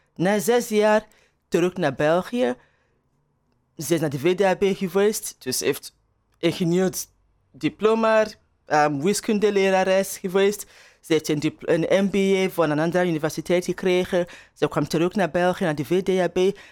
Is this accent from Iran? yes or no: no; Nigeria; Dutch is a second language; also born or lived in Turnhout, Belgium; now in Atlanta, United States; mijn eigen ervaring als, als Nigeriaans.